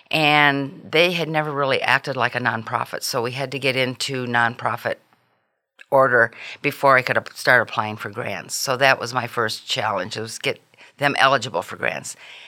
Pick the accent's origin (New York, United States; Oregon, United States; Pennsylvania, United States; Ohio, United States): Ohio, United States; now in Texas, United States; I'm originally from Ohio.